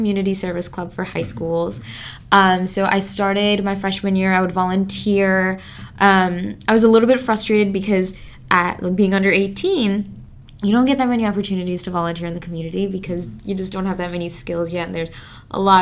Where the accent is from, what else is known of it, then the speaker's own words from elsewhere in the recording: Milwaukee, Wisconsin, United States; I'm from Milwaukee, but a little bit outside of it